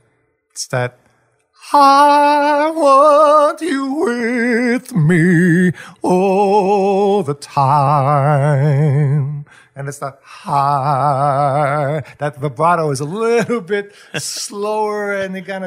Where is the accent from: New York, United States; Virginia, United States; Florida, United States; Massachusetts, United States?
New York, United States; Long Island; we're both from Long Island